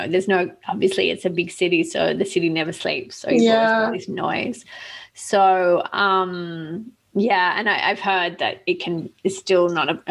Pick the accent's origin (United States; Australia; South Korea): Australia; I'm Australian